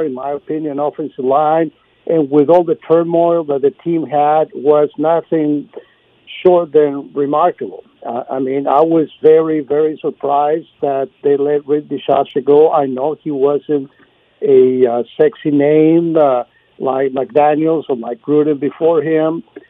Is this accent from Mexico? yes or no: yes; Torreón, Coahuila, Mexico; now in Austin, United States; my hometown in Mexico